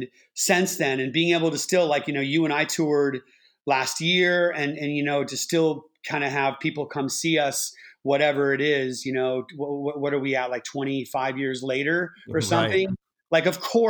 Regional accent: Bay Area, California, United States; I grew up in the Bay Area

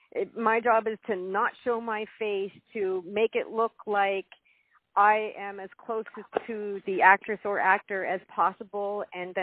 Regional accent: Nova Scotia, Canada; I'm from Nova Scotia, and so from Canada, and I just never had a desire to leave.

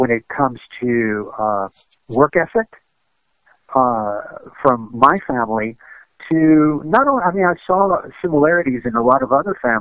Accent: United States; also born or lived in Cuba; growing up in America, when I was, you know, living with my parents, that was a Cuban household

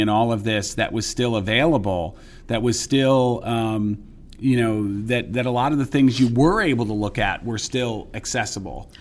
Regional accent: New York area, United States; I grew up in the New York area

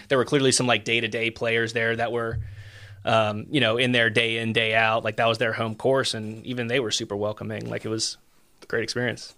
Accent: Marietta, Georgia, United States; moved away as an adult; also born or lived in Statesboro, Georgia / Macon, Georgia / Indianapolis, Indiana; now in Eastern Tennessee, United States; I'm originally from Marietta, Georgia, which is a suburb of Atlanta, just north

